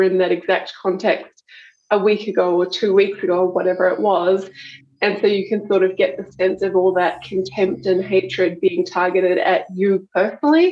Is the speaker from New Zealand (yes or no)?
yes; Taupo, Waikato, New Zealand; now in Melbourne, Australia; I'm a Kiwi. Yep. I grew up in Taupo.